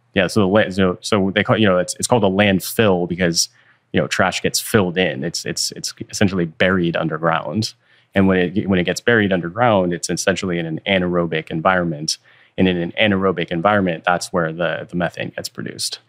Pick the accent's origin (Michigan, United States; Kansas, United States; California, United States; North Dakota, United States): California, United States; Bay Area; i was born and raised in the Bay Area